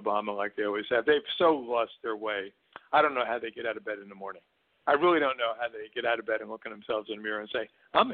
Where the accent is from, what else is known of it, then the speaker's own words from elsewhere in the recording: Newark, New Jersey, United States; grew up in Newark, New Jersey